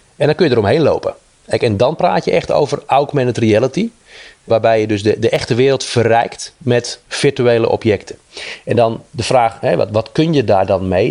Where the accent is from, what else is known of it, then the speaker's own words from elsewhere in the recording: Netherlands; wij als Nederlander